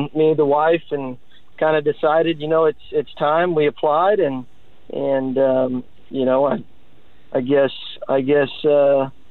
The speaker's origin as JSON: {"language": "English", "town": "Columbus", "region": "Texas", "country": "United States", "also_born_or_lived": "Texarkana, Texas", "said": "I'm from Columbus, Texas, which is about an hour 15 from Victoria."}